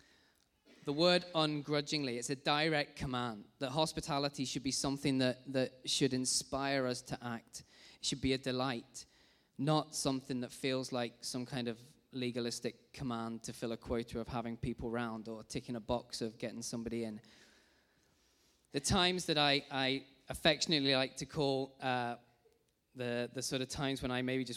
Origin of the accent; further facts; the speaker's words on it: Rugby, West Midlands, United Kingdom; I grew up in Rugby in the Midlands